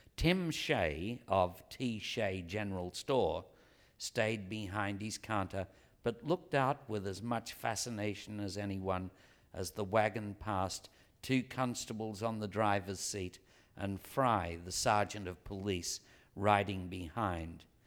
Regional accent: Australia; I come from Australia, which is as far as the European diaspora can go.

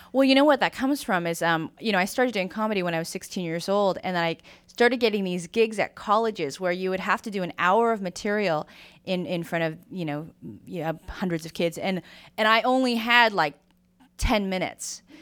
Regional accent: San Francisco, California, United States; I grew up in San Francisco

